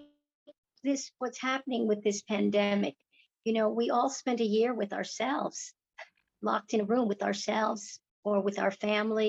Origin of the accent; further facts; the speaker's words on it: New York City, New York, United States; Born and raised in Chinatown